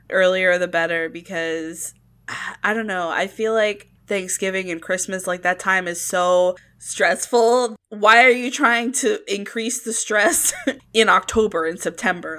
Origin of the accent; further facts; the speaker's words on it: Florida, United States; also born or lived in Virginia; having it when it was randomly cold in Florida